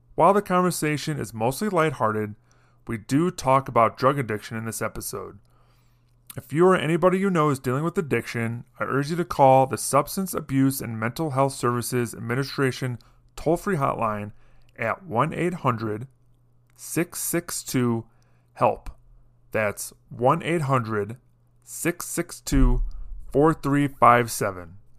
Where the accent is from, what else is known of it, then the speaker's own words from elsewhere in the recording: suburb of Chicago, Illinois, United States; in my hometown, it was, uh, a suburb of Chicago